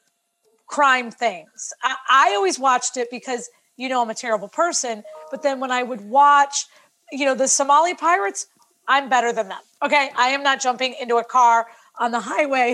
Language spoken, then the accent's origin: English; Florida, United States; I'm from Florida